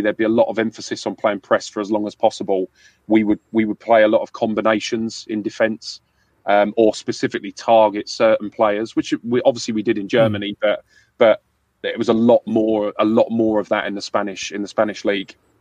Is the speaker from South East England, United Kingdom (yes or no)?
no; London, United Kingdom; accent: London; I, I grew up in London